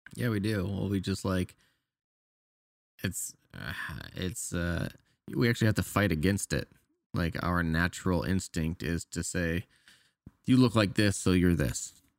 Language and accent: English; Canada; moved away; I'm Canadian